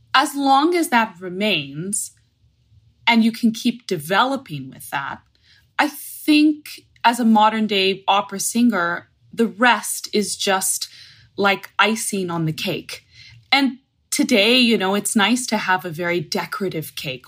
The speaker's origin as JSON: {"language": "English", "town": "Fort Lauderdale", "region": "Florida", "country": "United States", "tie": "born or raised there", "said": "I'm in Palm Beach, Florida, which is a little bit more north of Fort Lauderdale from where I grew up"}